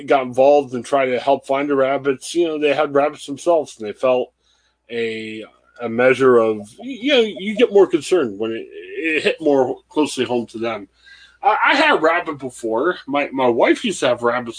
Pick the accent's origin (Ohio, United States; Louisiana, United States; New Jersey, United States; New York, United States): Ohio, United States; Canton; I'm originally from the Canton area